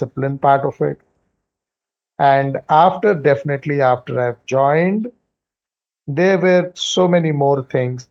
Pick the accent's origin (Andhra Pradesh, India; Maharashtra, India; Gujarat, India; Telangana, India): Telangana, India; Hyderabad; I have been born and brought up in Hyderabad